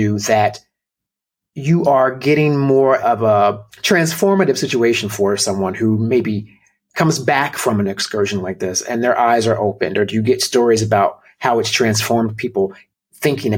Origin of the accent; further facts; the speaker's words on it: Virginia, United States; moved away; also born or lived in New Jersey; Virginia, where we were all, you know, where we were all from